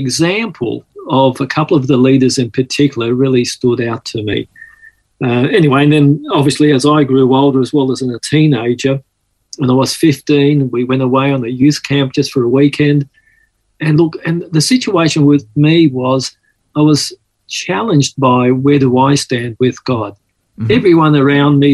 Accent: Sydney, New South Wales, Australia; accent: Aussie; also born or lived in Malta / Mykolaiv, Ukraine; I grew up here in Sydney

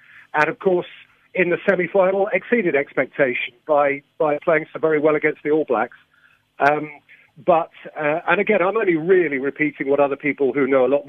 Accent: England, United Kingdom; as an Englishman

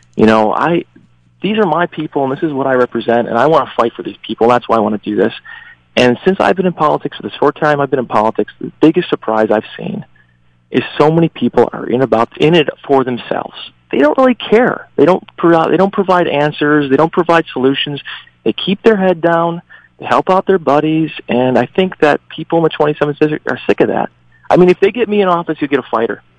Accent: Western New York, United States; also born or lived in China / Korea; I grew up here in Western New York on the Canal, one of seven

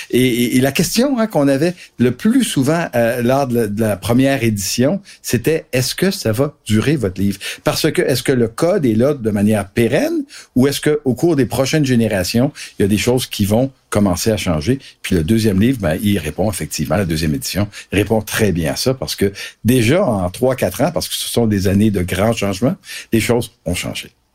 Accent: Quebec, Canada; au Québec

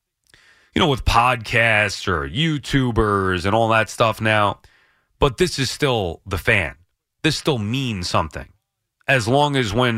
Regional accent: New York, United States; I grew up in New York. This is where I'm from

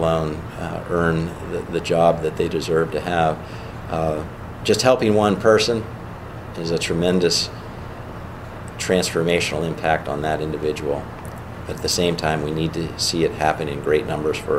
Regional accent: Pittsburgh, Pennsylvania, United States; now in Erie, United States; with my Pittsburgh roots

